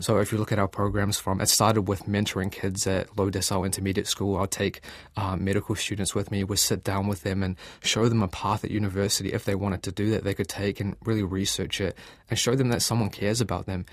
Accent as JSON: {"language": "English", "region": "Gisborne", "country": "New Zealand", "tie": "born or raised there", "moved": "as an adult", "lives_now": "Auckland, New Zealand", "said": "I grew up in Gisborne"}